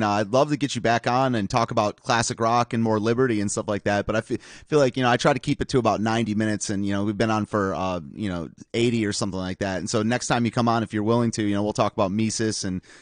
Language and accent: English; Michigan, United States; now in Washington, DC, United States; I'm from Michigan originally, and that's one of the things I noticed out when I moved to DC to the East Coast